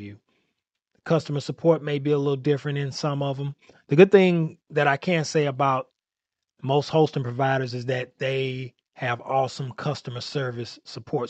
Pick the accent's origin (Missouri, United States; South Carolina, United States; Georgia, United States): Missouri, United States; St. Louis; I'm from Saint Louis, Missouri